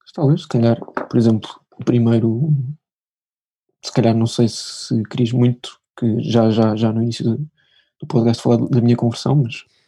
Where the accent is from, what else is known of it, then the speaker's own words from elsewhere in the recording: Lisbon, Portugal; sou de Lisboa